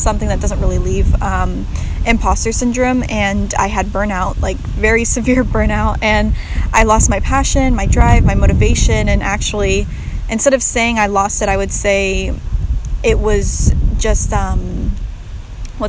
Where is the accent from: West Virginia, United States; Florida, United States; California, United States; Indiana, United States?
California, United States; Sierra Nevada foothills, Northern; moved away as an adult; also born or lived in Paraguay; now in Bozeman, United States; I'm originally from Northern California and was raised in the Sierra Nevada foothills of California, kind of near Lake Tahoe, or in between Lake Tahoe and Sacramento